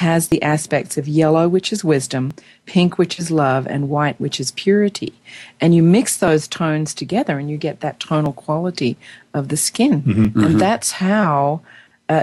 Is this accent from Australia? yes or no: yes; Australia; now in United States; I'm an Australian. I'm now an American. I have dual citizenship.